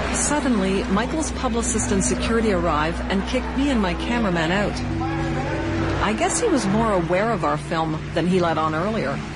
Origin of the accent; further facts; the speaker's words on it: Canada; I'm the Canadian